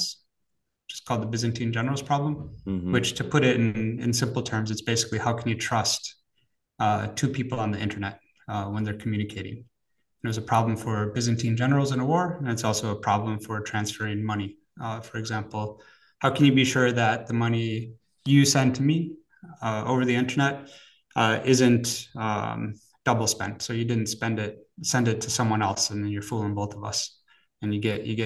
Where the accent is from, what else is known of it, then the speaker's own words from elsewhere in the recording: Wisconsin, United States; moved away as an adult; now in Zurich, Switzerland; I'm actually originally from America, grew up in Wisconsin